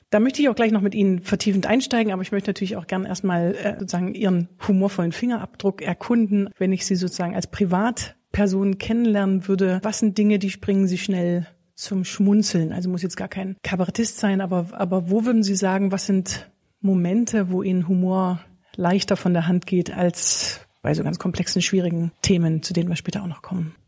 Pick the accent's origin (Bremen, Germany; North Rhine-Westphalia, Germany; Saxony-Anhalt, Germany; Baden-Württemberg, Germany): Saxony-Anhalt, Germany; Bitterfeld-Wolfen; Ich komme aus der Gegend Bitterfeld-Wolfen